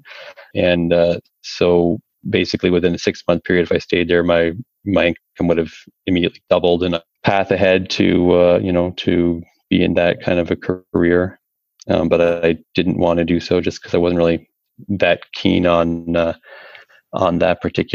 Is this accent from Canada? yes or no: yes; Toronto, Ontario, Canada; moved away as an adult; now in Alberta, Canada; I'm originally from the Toronto area. Had something of a blue-collar upbringing